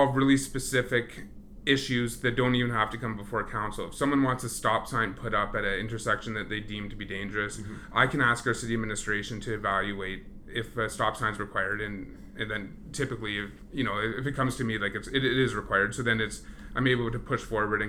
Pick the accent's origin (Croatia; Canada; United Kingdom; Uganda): Canada; Ontario; now in Edmonton, Canada; I grew up in Ontario